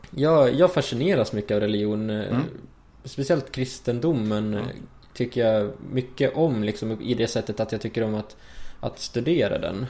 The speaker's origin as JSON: {"language": "Swedish", "country": "Sweden", "said": "jag är ju svensk"}